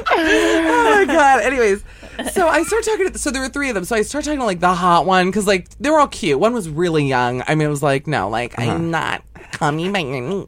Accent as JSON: {"language": "English", "town": "Miami", "region": "Florida", "country": "United States", "tie": "born or raised there", "said": "I grew up in Miami"}